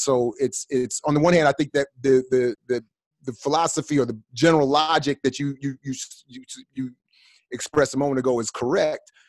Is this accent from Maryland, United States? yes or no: yes; Maryland, United States; I grew up in Maryland